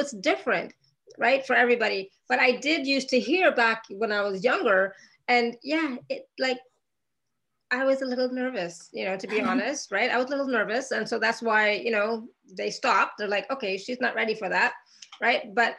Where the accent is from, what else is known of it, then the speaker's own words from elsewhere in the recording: India; Like I'm Indian, I'm Hindu. And so for us, our body and our home is our temple.